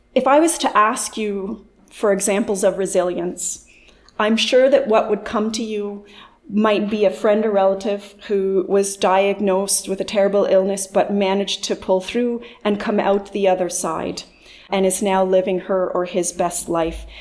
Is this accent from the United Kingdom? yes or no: no; Margaree Forks, Nova Scotia, Canada; I'm actually from Margaree Forks in Inverness County